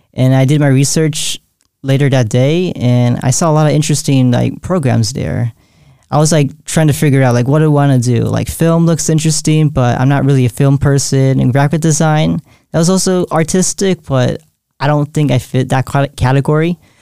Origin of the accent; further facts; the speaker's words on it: San Jose, California, United States; I was born and raised in San Jose, California